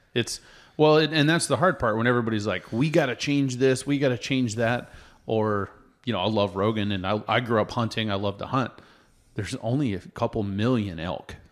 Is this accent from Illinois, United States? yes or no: no; Oregon, United States; now in Colorado, United States; I grew up in Oregon